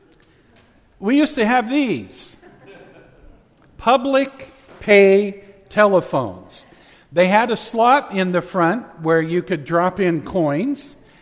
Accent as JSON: {"language": "English", "area": "Central Valley", "region": "California", "country": "United States", "tie": "born or raised there", "said": "When I was growing up in the Central Valley, there were some nights that we had really thick, dense pea soup-like fog"}